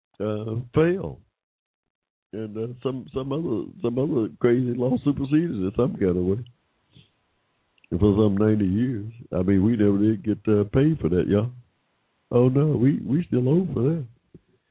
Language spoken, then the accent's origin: English; Hampton, Georgia, United States; I was born in 1945 in Hampton, Georgia, in Henry County, Georgia